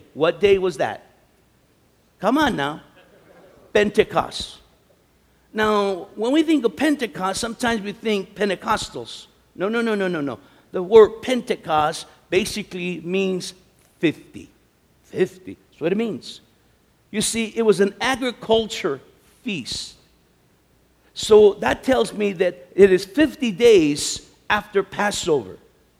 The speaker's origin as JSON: {"language": "English", "country": "United States"}